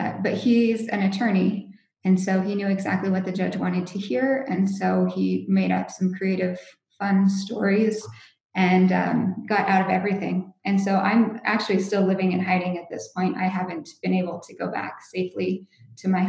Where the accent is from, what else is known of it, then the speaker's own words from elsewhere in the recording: United States; moved away; I'm from the States